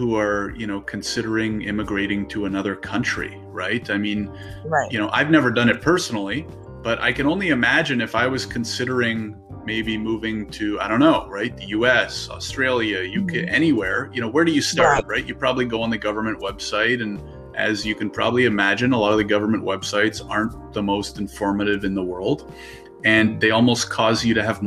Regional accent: Ottawa, Ontario, Canada; now in Toronto, Canada; I'm based out of Toronto, Ontario. I was born and raised in Ottawa

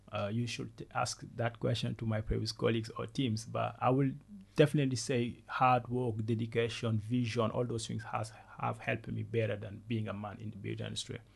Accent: Senegal; first language Wolof; English is a second language; moved away as an adult; also born or lived in Ivory Coast / France; So I was born in Senegal and then I, w- I grew up in Senegal until the age of 12. Then I moved to Ivory Coast

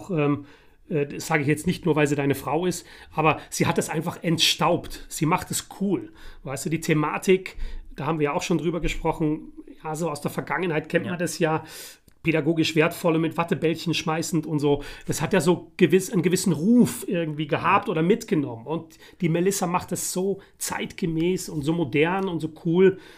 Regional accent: The Hague, South Holland, Netherlands; born there; geboren in Den Haag und Den Haag liegt in Holland, ja.

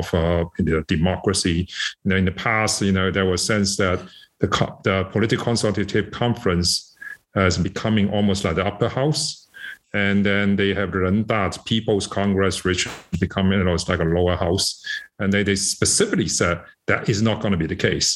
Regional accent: Hong Kong; moved away as an adult; also born or lived in Shanghai, China / United States / Beijing, China; now in United Kingdom; I'm born in Shanghai. I left China when I was 10, and I grew up in Hong Kong, went to school in Hong Kong, and teenage

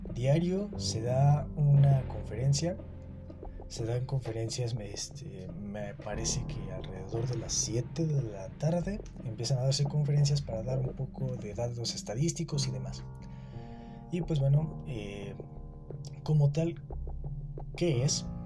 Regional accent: Mexico; aquí en mi país, México

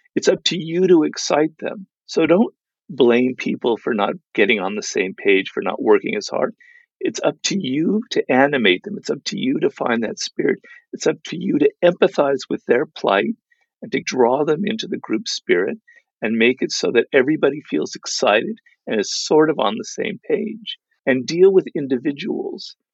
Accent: Los Angeles, California, United States; my kind of cloistered life in Los Angeles because I grew up here

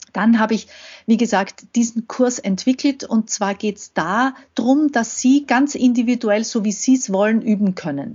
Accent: Austria; komme ich aus Österreich

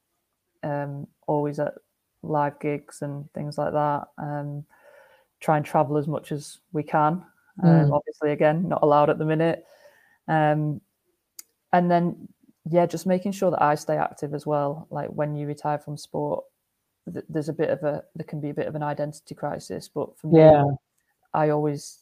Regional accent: Wigan, North West England, United Kingdom; I'm from Wigan

